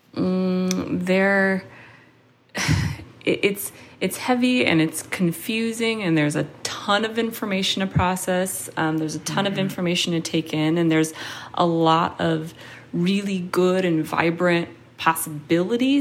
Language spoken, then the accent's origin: English; Seattle, Washington, United States; now in New York, United States; I grew up in Seattle in a predominantly white area